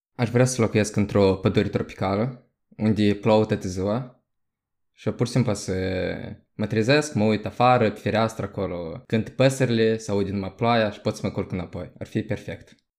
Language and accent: Romanian; Moldova; moved away as an adult; also born or lived in Portugal; now in Denmark; Până acum am locuit în Moldova în mare parte, doar că m-am născut în Portugalia și primii mei doi ani din viață am trăit acolo